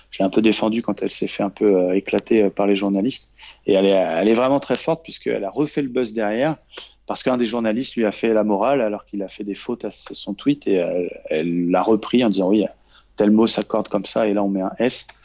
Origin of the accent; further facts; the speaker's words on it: Normandy, France; now in Paris, France; quand je suis parti de Normandie pour aller à Paris pour essayer de réussir.